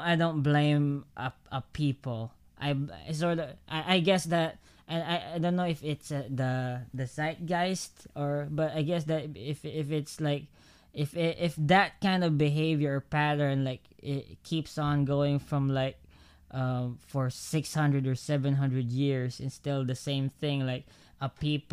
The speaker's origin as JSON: {"language": "English", "country": "Philippines"}